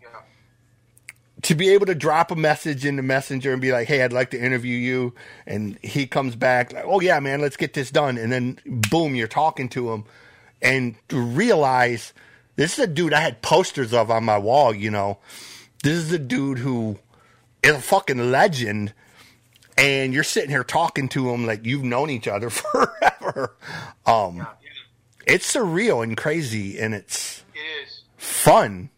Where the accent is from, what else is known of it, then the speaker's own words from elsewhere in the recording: Flint, Michigan, United States; I grew up in Flint myself. I grew up just outside of Flint